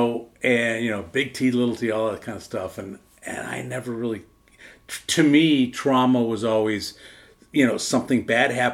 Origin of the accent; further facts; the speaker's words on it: Wisconsin, United States; born or raised there